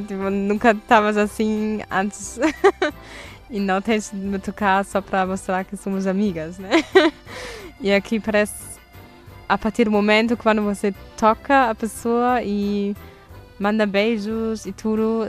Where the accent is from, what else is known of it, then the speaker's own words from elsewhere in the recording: Duisburg, North Rhine-Westphalia, Germany; Portuguese is a second language; moved away as an adult; now in Portugal; sou da Alemanha e minha cidade chama-se Duisburg, que é a pé de Düsseldorf, Colônia, nessa região